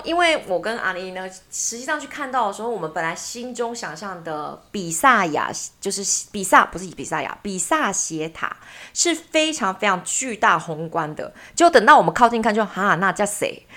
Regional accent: Taiwan; 只有我们两个台湾人在用台语当密语

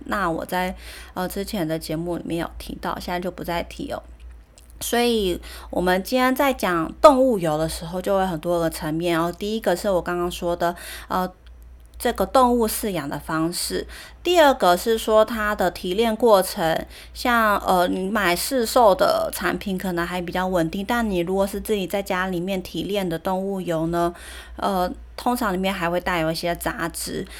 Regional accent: Taiwan; also born or lived in Germany; 我就是从大学毕业，然后出国念书回来台湾

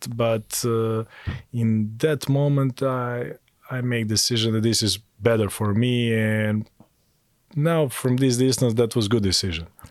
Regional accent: Montenegro; moved away as an adult; also born or lived in Belgrade, Serbia; now in Taiwan; I'm originally from Montenegro and I I started to play basketball there when I was nine

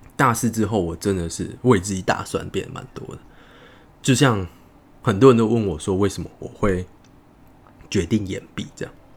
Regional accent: Tainan, Taiwan; moved away as an adult; also born or lived in Taipei; 我是台南人嘛

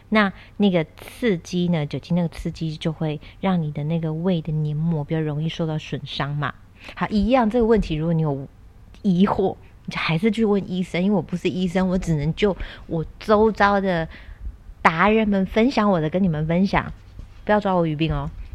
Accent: Kaohsiung, Taiwan; 然后我又是在高雄嘛， 我南部人

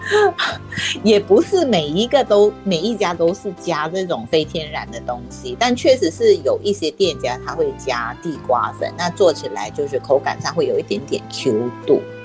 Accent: Penang, Malaysia; now in Taiwan; 就大家知道我是马来西亚人嘛， 而且我是马来西亚槟城人

